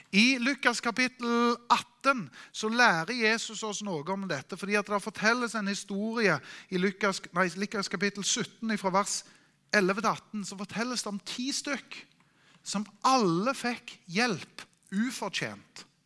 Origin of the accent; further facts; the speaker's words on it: Norway; Vi er nordmenn